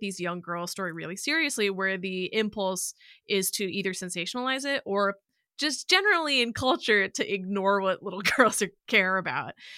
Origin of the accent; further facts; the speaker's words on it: Illinois, United States; moved away; I would have been in Illinois at this point